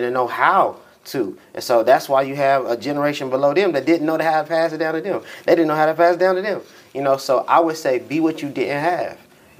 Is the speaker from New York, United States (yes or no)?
no; Dallas, Texas, United States; also born or lived in Midland, Texas; now in Tulsa, United States; I'm originally from Midland, Texas. But then when I was 2, we moved to Tulsa, Oklahoma. Moved to Tulsa, Oklahoma, and I lived here till I was about 7. Then we moved to Dallas.